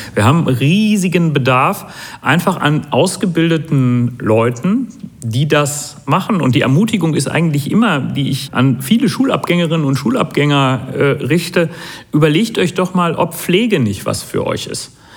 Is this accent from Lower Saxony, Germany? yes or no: no; Hamm, North Rhine-Westphalia, Germany; ich komme aus Hamm und ich bin hier Oberbürgermeister